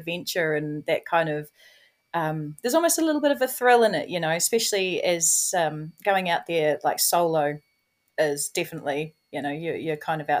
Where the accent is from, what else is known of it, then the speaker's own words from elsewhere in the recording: Ashburton, Canterbury, New Zealand; also born or lived in Australia / Christchurch; I grew up in Ashburton. I actually grew up 10 minutes from where I live now, so I haven't gone far.